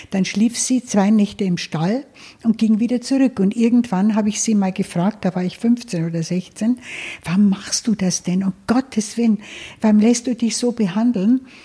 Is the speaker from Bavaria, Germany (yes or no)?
yes; Bavaria, Germany; Naja, ich bin ja äh, auf dem Land aufgewachsen in Niederbayern und in einem kleinen Ort